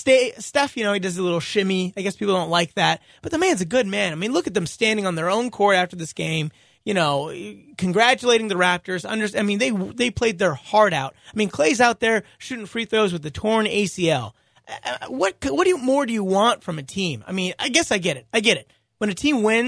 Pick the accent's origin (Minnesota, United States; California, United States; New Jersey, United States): California, United States; north of San Francisco; now in Memphis, United States; I'm from California originally. I grew up north of San Francisco.